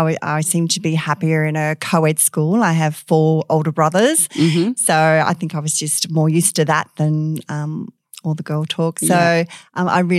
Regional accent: Perth, Western Australia, Australia; I was born and bred. I think I'm one of the rare ones. So, yes, I did all my schooling here, primary school, you know, the little local Catholic primary in Como there, on to St. Pius in Manning

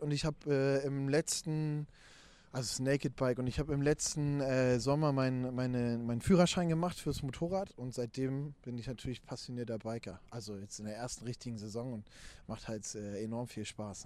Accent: near Frankfurt, Brandenburg, Germany; moved away as an adult; now in Hamburg, Germany; ich bin ja äh, in Ostdeutschland geboren und aufgewachsen, aus der Nähe von Frankfurt-Oder.

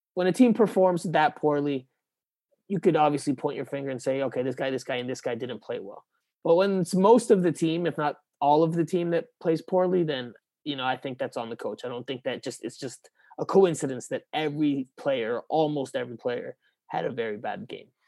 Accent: Miami, Florida, United States; moved away as an adult; also born or lived in New York; my hometown newspaper

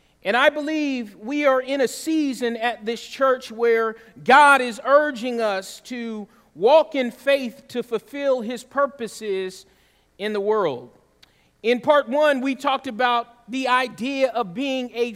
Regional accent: Southeast Georgia, United States; now in Mission Viejo, United States; I grew up singing in Southeast Georgia.

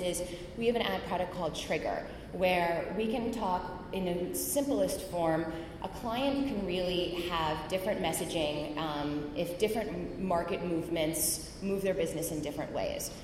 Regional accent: White Plains, New York, United States; I grew up mostly in White Plains, New York

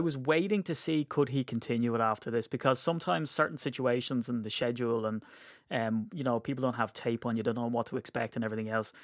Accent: Ireland; as an Irishman

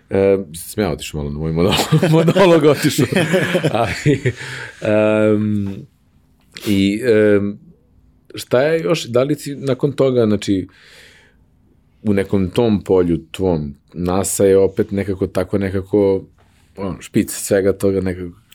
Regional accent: Novi Sad, Vojvodina, Serbia; also born or lived in Lugano, Switzerland; Ja sam iz Vojvodine, ja sam iz Novog Sada. Moji su iz Kikinda, mislim, Ćale, Keva je iz Novog Sada, njen otac iz Renjenja.

